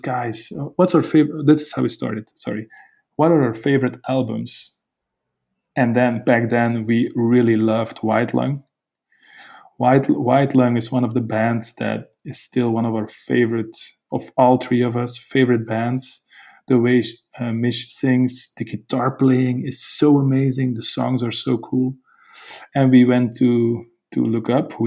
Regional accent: Belgium; we're a band from Belgium

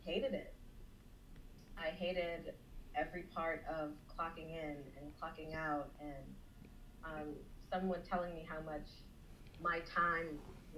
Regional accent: South Florida, United States; moved away as an adult; also born or lived in Jamaica (ancestry); now in Orlando, United States; I'm originally from South Florida

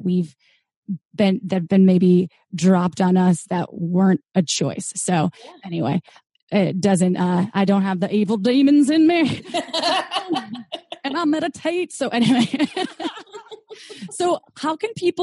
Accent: Midwest, United States; also born or lived in Wisconsin; I was brought up in the Midwest, and it was pretty conservative

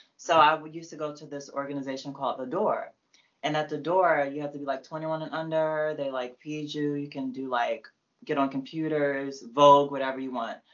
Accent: Prince George's County, Maryland, United States; I'm from PG.

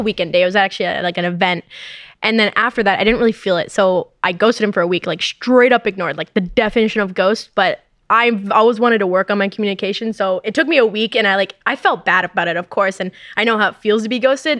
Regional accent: Canada; moved away as an adult; now in United States; I'm Canadian as well.

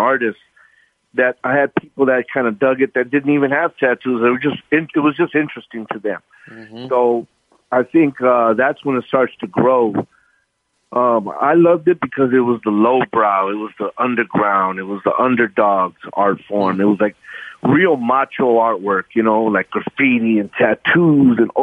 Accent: Los Angeles, California, United States; we're just two local L.A. kids that born and raised right here, and we're from Mexican descent

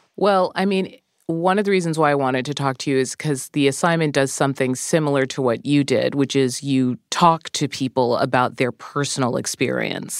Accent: outside of Boston, Massachusetts, United States; I grew up outside of Boston

